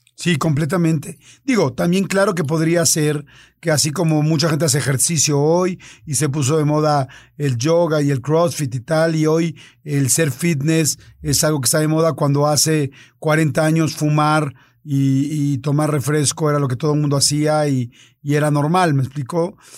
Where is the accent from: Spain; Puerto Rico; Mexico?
Mexico; Norteamérica, que somos los mexicanos